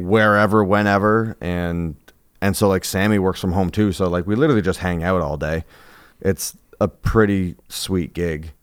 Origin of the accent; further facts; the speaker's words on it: Colchester, Vermont, United States; I grew up in Colchester